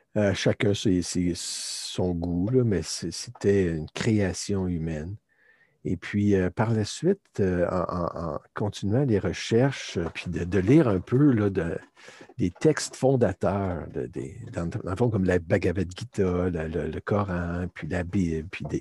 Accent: Canada; also born or lived in Turkey; en revenant au Canada, je suis canadien

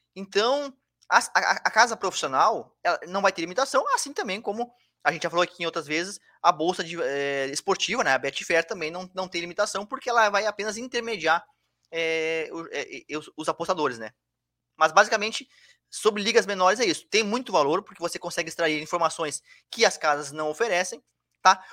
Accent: Bagé, Rio Grande do Sul, Brazil; now in Florianópolis, Brazil; eu sou lá do Rio Grande do Sul, eu moro em Floripa, mas eu sou do, sou do Rio Grande do Sul. Imagina você, lá, lá, eu sou da cidade de Bagé, cidade lá do interior, quase divisa com o Uruguai

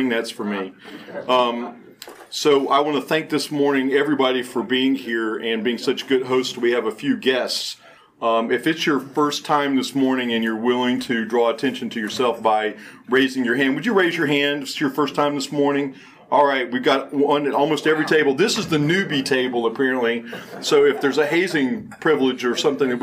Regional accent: Silver Spring, Maryland, United States; I was born in Silver Springs, and I've never met anybody else who was born in Silver Springs

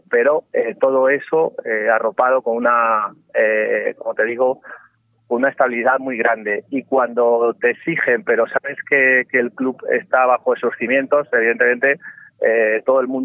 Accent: Guadalajara, Castilla-La Mancha, Spain; Eh, bueno, yo vengo de Guadalajara, es verdad que yo...

